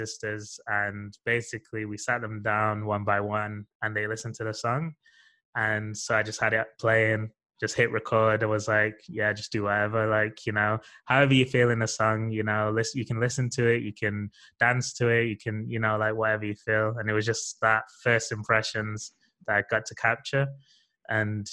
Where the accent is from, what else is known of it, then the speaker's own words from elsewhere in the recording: Sheffield, Yorkshire and the Humber, United Kingdom; moved away as an adult; I'm from Sheffield originally.